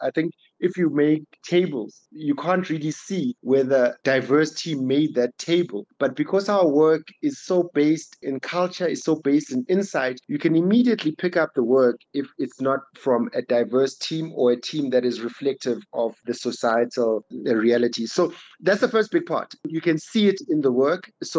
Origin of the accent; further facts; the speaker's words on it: Bryanston, Gauteng, South Africa; I'm a guy, I grew up in Bryanston, I live around Bryanston, I went to school up the road.